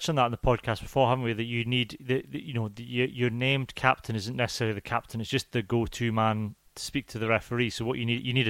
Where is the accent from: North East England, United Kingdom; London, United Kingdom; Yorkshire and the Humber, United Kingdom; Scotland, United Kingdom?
Scotland, United Kingdom